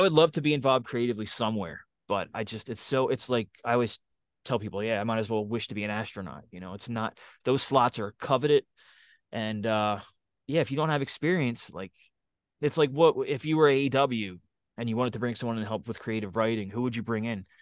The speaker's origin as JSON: {"language": "English", "town": "Philadelphia", "region": "Pennsylvania", "country": "United States", "said": "I'm from Philly"}